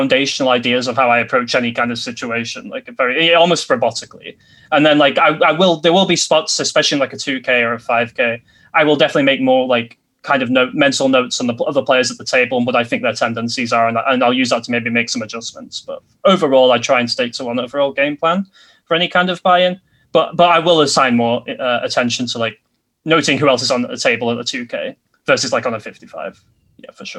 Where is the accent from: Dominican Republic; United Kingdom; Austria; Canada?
United Kingdom; Bolton, North West England; Like the players that play for Bolton Wanderers, my hometown team, in the fourth tier